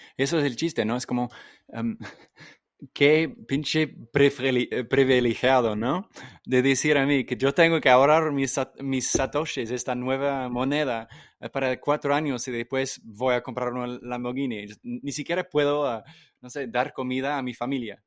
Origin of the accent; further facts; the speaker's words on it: England, United Kingdom; Spanish is a second language; moved away; yo crecí en Inglaterra